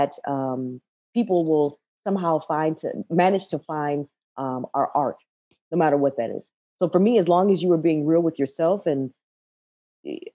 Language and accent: English; Minneapolis, Minnesota, United States; also born or lived in Ohio; growing up in Minneapolis